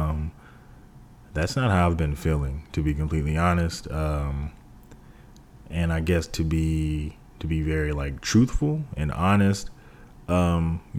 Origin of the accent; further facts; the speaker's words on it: Texas, United States; moved away; whenever I returned to Texas